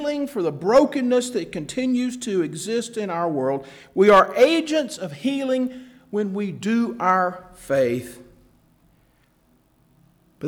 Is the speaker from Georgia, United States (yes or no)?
yes; Atlanta, Georgia, United States; growing up in Atlanta